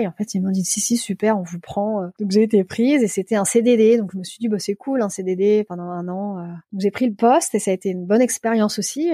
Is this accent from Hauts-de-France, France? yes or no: yes; Lille, Hauts-de-France, France; moved away as an adult; also born or lived in Paris; now in Hamburg, Germany; je suis originaire de Lille